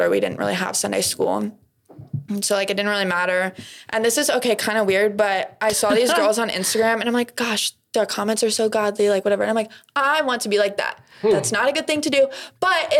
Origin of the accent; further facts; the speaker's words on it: near Indianapolis, United States; I grew up near Indy